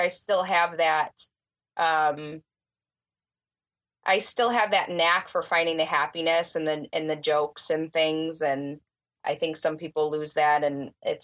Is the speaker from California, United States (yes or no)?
no; Illinois, United States; also born or lived in Florida / suburbs of Chicago; I grew up in the area that I actually dispatch now